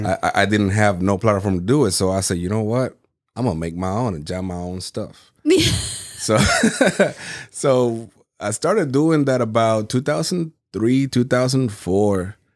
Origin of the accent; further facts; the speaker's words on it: Puerto Rico; moved away; So whenever I came from Puerto Rico, you know, Puerto Rico is all about reggaeton.